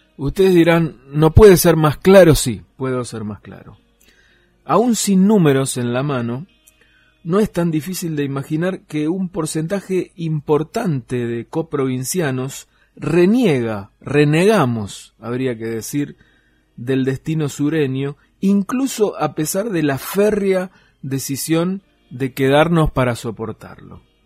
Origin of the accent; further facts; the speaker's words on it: Tierra del Fuego, Argentina; los fueguinos viviendo acá